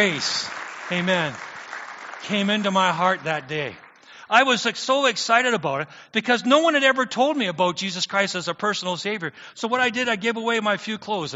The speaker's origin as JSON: {"language": "English", "town": "St. Thomas", "region": "Ontario", "country": "Canada", "tie": "born or raised there", "said": "I grew up in St. Thomas"}